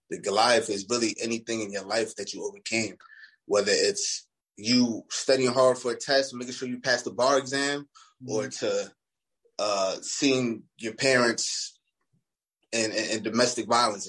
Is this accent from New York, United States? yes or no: yes; Brooklyn, New York, United States; born there; Brooklyn. I was born in Kings County Hospital.